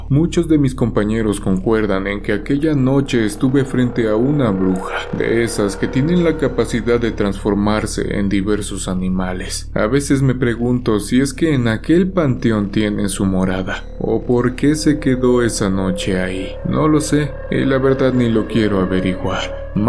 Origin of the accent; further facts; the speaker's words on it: Iztapalapa, Mexico City, Mexico; now in New Zealand; Soy oriundo de la Ciudad de México, vengo de Iztapalapa. Cuando llegué a Nueva Zelanda, se me dificultaron un poco las maniobras, pues aquí manejamos del lado izquierdo.